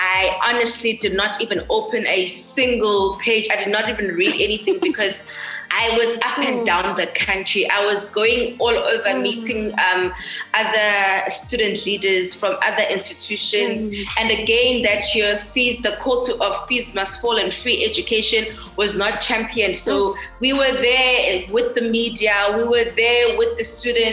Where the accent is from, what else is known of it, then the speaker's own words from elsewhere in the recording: KwaZulu-Natal, South Africa; also born or lived in Cape Town; KwaZulu-Natal, my hometown